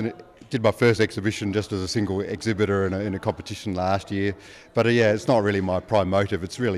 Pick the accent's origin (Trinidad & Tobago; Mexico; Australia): Australia; Adelaide, South Australia; now in Griffith, Australia; I live here now, but originally from Adelaide.